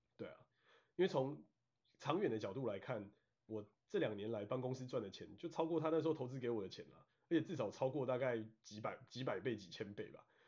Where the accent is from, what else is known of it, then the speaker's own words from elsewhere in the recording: Taiwan; moved away as an adult; also born or lived in Washington State, United States; now in Washington, United States; 身为台湾人真的有蛮多好处